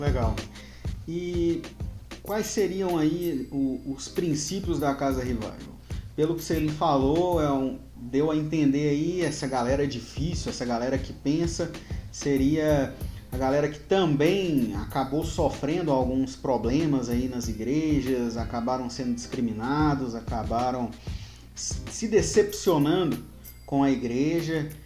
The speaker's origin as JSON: {"language": "Portuguese", "town": "Anápolis", "region": "Goiás", "country": "Brazil", "tie": "born or raised there", "moved": "yes", "lives_now": "Criciúma, Brazil", "said": "natural de Anápolis, Anápolis, Goiás"}